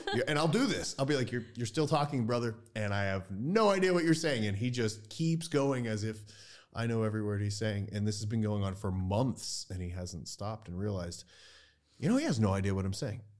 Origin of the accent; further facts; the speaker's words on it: United States; moved away as an adult; now in Ukraine; I speak shitty Ukrainian, I'm an American